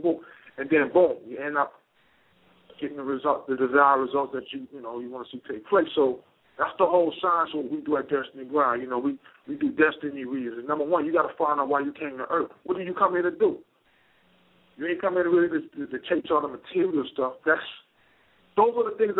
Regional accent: Charleston, South Carolina, United States; I grew up in Charleston, South Carolina

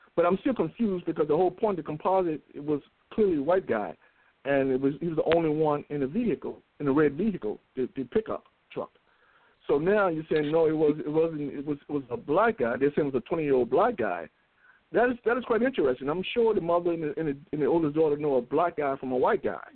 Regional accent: United States; we're American

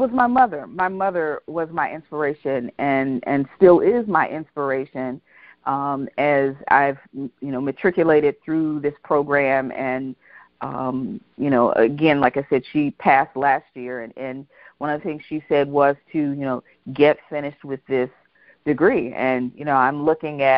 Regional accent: Youngstown, Ohio, United States; also born or lived in Arkansas; now in Atlanta, United States; we moved to Youngstown from Arkansas. I actually was born in Arkansas and moved to Youngstown

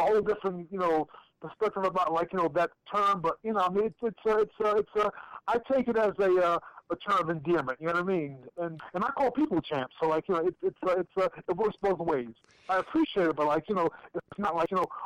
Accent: New York, United States; moved away; also born or lived in United Kingdom; what do I miss most about Queens? Are my friends, because I had a fantastic childhood with these guys

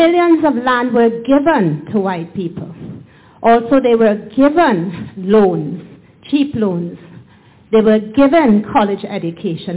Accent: Trinidad & Tobago; I come from Trinidad, partly Indo-Trinidadian as well

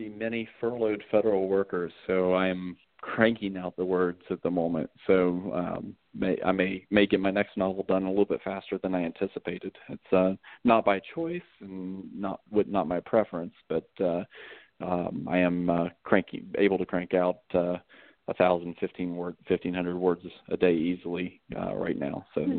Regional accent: West Virginia, United States; also born or lived in Pennsylvania; I mean, my wife is originally from Poland. I'm originally from West Virginia. But we've lived up north. We've lived in Virginia. We've lived in Pennsylvania. We've moved around

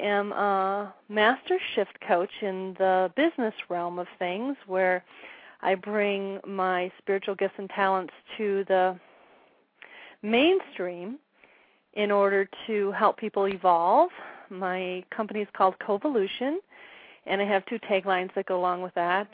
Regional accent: Wisconsin, United States; moved away as an adult; now in Arizona, United States; My husband and I originally are from Wisconsin. We live in Arizona now. We've been here about 7 years.

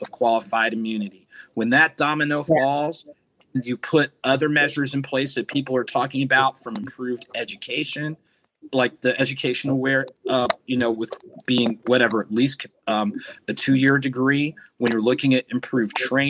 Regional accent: New Jersey, United States; growing up in New Jersey

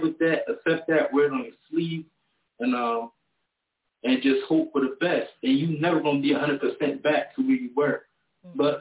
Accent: Trenton, New Jersey, United States; moved away as an adult; now in North Carolina, United States; I'm from Trenton, New Jersey. Just recently relocated

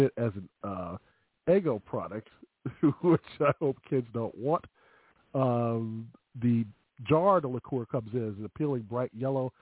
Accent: Chicago, Illinois, United States; accent: Chicago; My Chicago accent.

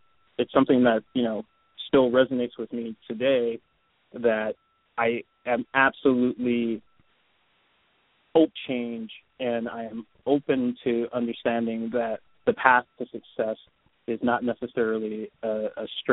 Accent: Detroit, Michigan, United States; moved away as an adult; also born or lived in Philadelphia / Japan; now in Seattle, United States; I'm from Detroit, born and raised, and lived there until I was 16

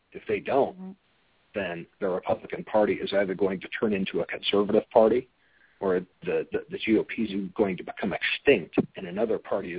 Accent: Texas, United States; moved away; having grown up in Texas, the people of Texas every now and then really make me proud that I came from Texas

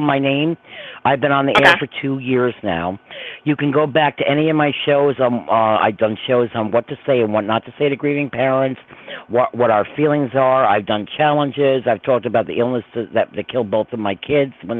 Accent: Croton-on-Hudson, New York, United States; also born or lived in Verplanck, New York; I'm from Croton originally

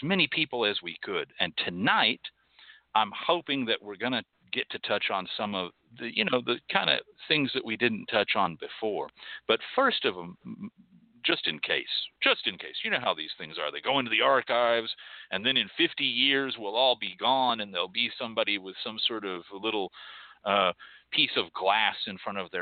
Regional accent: Boyd, Texas, United States; when I was young, growing up in Boyd, Texas

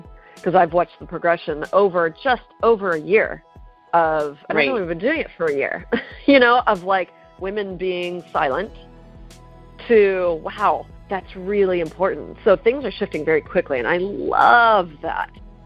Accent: Pittsburgh, Pennsylvania, United States; moved away as an adult; now in Los Angeles, United States; I'm from Pittsburgh.

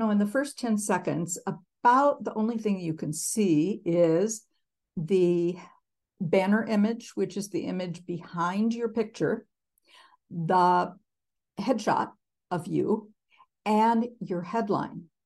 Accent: Minneapolis, Minnesota, United States; I am from Minneapolis

